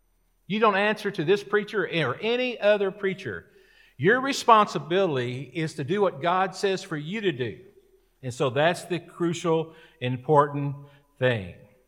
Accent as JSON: {"language": "English", "country": "United States", "tie": "born there", "said": "I was born in America. I was born with opportunity. Now, I was born into an enlisted Air Force family."}